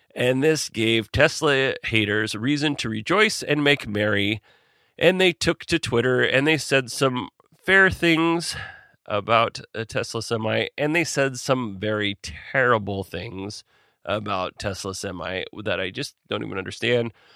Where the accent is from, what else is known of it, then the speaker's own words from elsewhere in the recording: Alaska, United States; I'm from Alaska, and most of my family and friends work in some way around